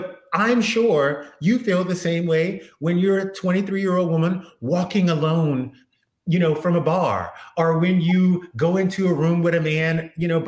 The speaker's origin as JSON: {"language": "English", "region": "South Louisiana", "country": "United States", "tie": "born or raised there", "also_born_or_lived": "Beverly Hills, California", "moved": "yes", "lives_now": "Los Angeles, United States", "said": "I live in California, but I grew up in South Louisiana"}